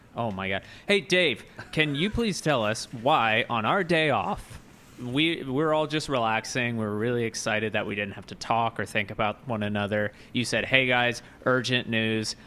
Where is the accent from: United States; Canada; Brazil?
United States; American born and bred